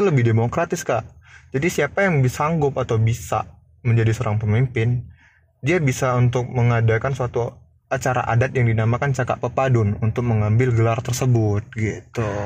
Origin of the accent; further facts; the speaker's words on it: Lampung, Indonesia; gue mahasiswa Lampung dan gue asli Putra Lampung